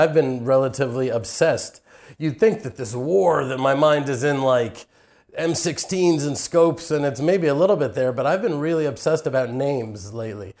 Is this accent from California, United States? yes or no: no; Houston, Texas, United States; moved away as an adult; now in Israel; I was raised in Houston, Texas